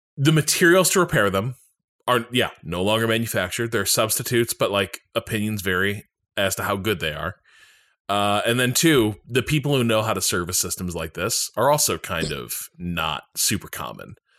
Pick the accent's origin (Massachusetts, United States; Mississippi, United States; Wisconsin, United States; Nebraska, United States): Massachusetts, United States; Boston; I'm from Boston, and I'm like I'm deep in like the greater Boston area